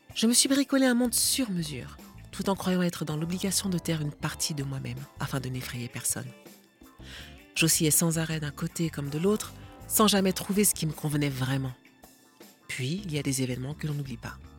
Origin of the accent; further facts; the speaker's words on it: Lille region, Hauts-de-France, France; Le fait d'être né dans la région lilloise